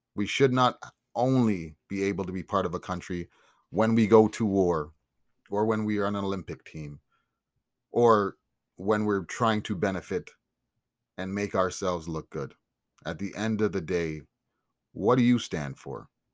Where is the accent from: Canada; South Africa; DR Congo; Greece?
Canada; I'm Canadian. Black but I'm Canadian. Raised, love, and represent this country